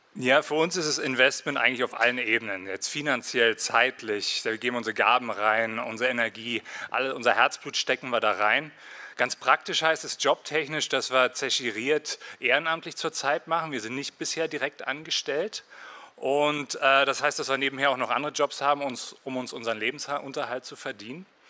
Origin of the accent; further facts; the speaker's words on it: Berlin, Germany; moved away as an adult; also born or lived in Winterthur, Switzerland / Berner Oberland, Switzerland; now in Bernese Oberland, Switzerland; Ich bin in Marzahn aufgewachsen